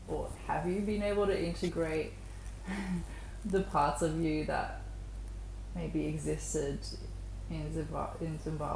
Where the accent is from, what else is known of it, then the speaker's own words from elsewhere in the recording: Melbourne, Victoria, Australia; even though I was born in Melbourne, I very much grew up in a very Middle Eastern household where we spoke another language